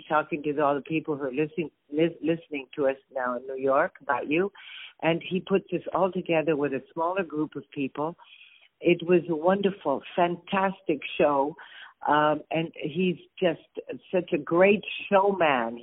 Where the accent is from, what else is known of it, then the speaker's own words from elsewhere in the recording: Mexico; also born or lived in Cleveland, Ohio, United States / California, United States / France; now in Spain; I grew up in Mexico many years